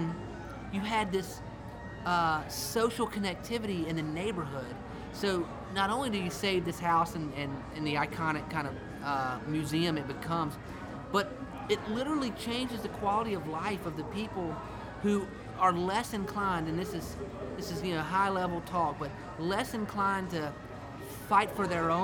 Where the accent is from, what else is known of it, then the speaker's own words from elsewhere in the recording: South Carolina, United States; I'd say South Carolina